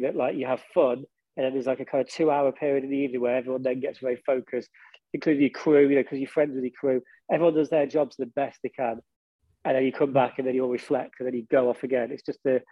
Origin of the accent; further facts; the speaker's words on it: Derby, East Midlands, United Kingdom; moved away as an adult; now in London, United Kingdom; I am really proud of my hometown. And because the whole time we were in the band originally, we lived in Derby. And it's kind of weird to me now because I now live in London.